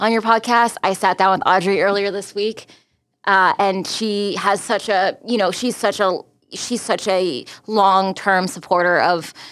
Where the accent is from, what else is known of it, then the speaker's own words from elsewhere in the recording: United States; also born or lived in Taiwan; I am American Taiwanese